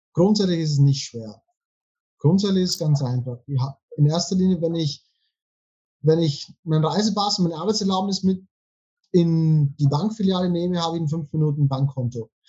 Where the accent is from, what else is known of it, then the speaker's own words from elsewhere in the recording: Austria; now in Thailand; Bei uns in Österreich